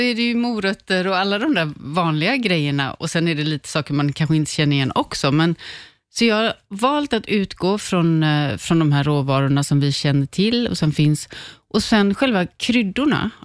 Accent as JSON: {"language": "Swedish", "area": "Tjörn", "region": "Västra Götaland", "country": "Sweden", "tie": "born or raised there", "also_born_or_lived": "Lahore, Pakistan", "moved": "yes", "said": "jag är uppvuxen på Körn på västkusten"}